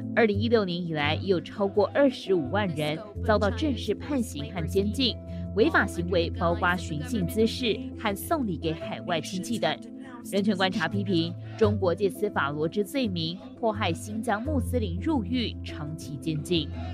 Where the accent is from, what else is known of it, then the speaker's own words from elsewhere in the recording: Taiwan; 我曾经有一段时间觉得我是中国人也是台湾人